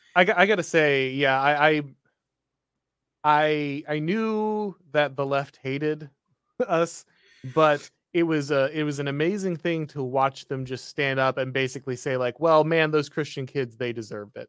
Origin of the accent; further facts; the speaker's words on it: United States; as an American